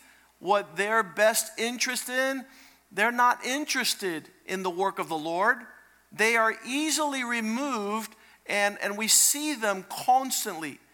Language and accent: English; Cocoa Beach, Florida, United States; I grew up in Cocoa Beach, Florida